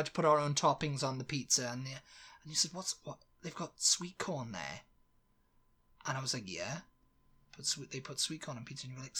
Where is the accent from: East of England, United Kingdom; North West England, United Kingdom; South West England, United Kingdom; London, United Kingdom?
South West England, United Kingdom; Devon; I was born in Devon, so it's right next to Cornwall.